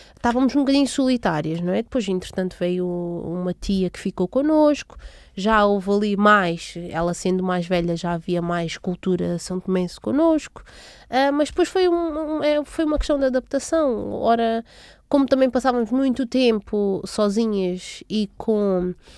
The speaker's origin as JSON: {"language": "Portuguese", "country": "Portugal", "tie": "born or raised there", "also_born_or_lived": "Água Grande, São Tomé and Príncipe", "said": "Nasci em São Tomé e Príncipe. Acredito que tenha sido em Água Grande, assim, na, na, no distrito de Água Grande. Vivi lá até aos meus sete anos, portanto vim para Portugal com, em 1997"}